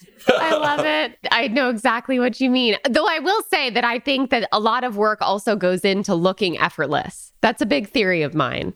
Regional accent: northwest Connecticut, United States; now in Bay Area, United States; I'm from like the northwest corner of Connecticut, so just a couple hours away.

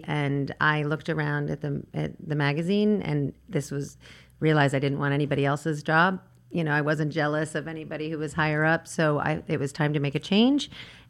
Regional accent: Virginia, United States; I'm from Virginia. It's a small college town.

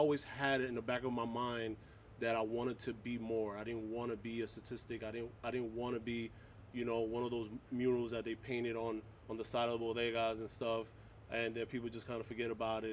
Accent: New York City, New York, United States; I grew up in Harlem, in New York City, all over New York City

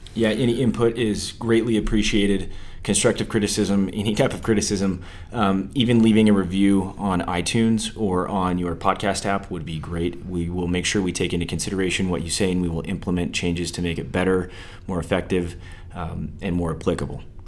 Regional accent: Salt Lake City, Utah, United States; I was born and raised in Salt Lake City, Utah

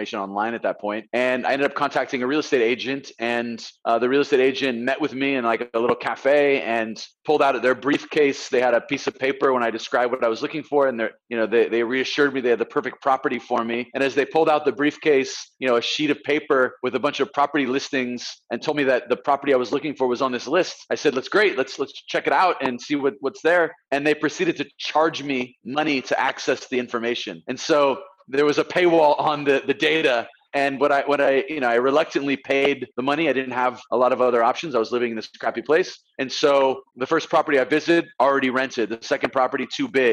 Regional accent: Bay Area, California, United States; moved away as an adult; also born or lived in San Diego / Latin America; I'm actually from the Bay Area originally, but I went to school in San Diego.

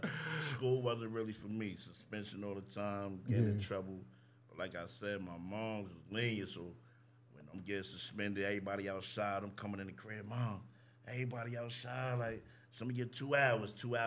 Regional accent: New Rochelle, New York, United States; I'm from Hartley.

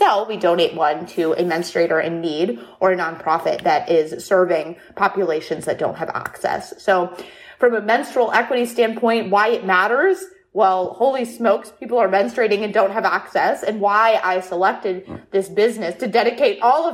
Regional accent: Toledo, Ohio, United States; also born or lived in Columbus, Ohio; I'm from Toledo, Ohio, where our company is based in Columbus, Ohio

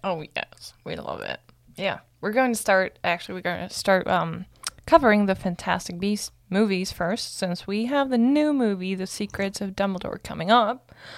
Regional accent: Germany; moved away; I'm from Germany

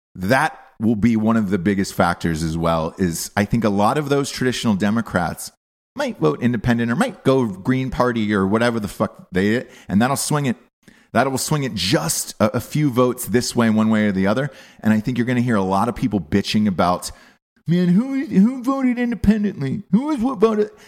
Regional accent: Atlanta, Georgia, United States; I'm from Atlanta

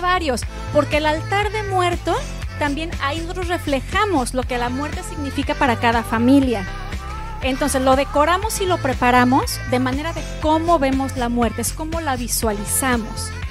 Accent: Guadalajara, Jalisco, Mexico; Yo soy nacida en Guadalajara, Jalisco, y ahí es cuando me comencé a formar

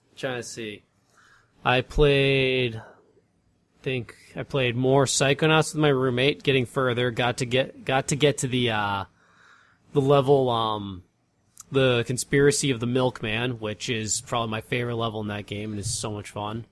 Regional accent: Massachusetts, United States; moved away; driving through, uh, town in Massachusetts, getting to my hometown

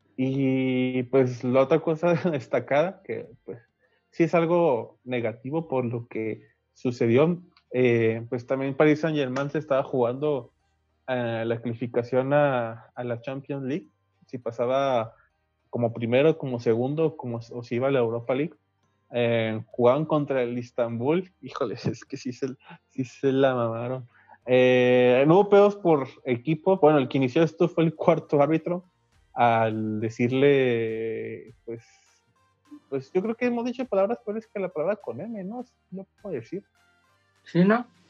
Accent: Mexico; aquí en nuestro, en nuestro México

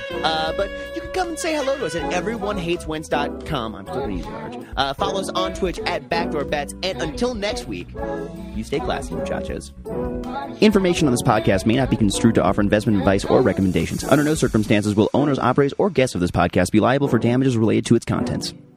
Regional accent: Minnesota, United States; as a Minnesotan

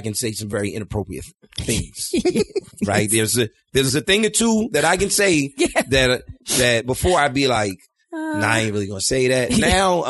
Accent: New York City, New York, United States; I'm from Brooklyn.

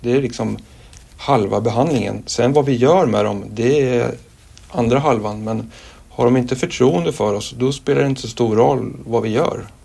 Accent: Linköping, Östergötland, Sweden; also born or lived in Tanzania; now in Stockholm, Sweden; jag är egentligen östgöte från början, Linköping

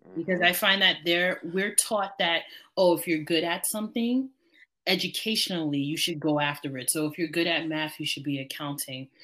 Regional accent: New York City, New York, United States; as a New Yorker

